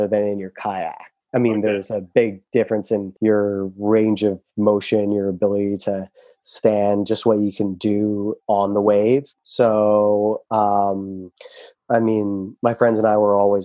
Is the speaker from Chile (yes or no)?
no; Burlington, Ontario, Canada; moved away as an adult; also born or lived in Turkey / Brampton, Ontario; now in Tofino, Canada; I grew up in Burlington, Ontario